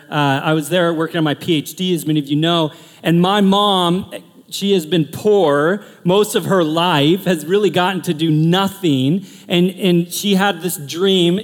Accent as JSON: {"language": "English", "town": "Portland", "country": "United States", "moved": "yes", "said": "I'm from Portland"}